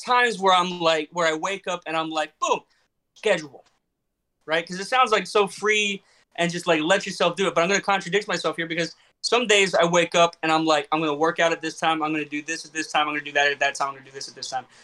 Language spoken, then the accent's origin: English; Florida, United States; I'm from Florida